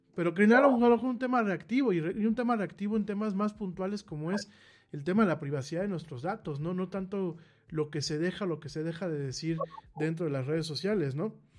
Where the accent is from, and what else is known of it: Mexico